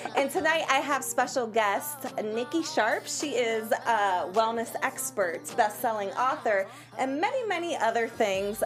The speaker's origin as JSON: {"language": "English", "town": "Worcester", "region": "Massachusetts", "country": "United States", "moved": "yes"}